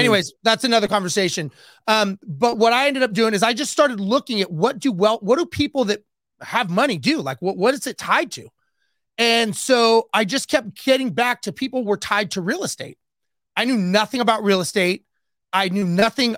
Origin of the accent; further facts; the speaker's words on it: Los Angeles, California, United States; I grew up, born and raised in Los Angeles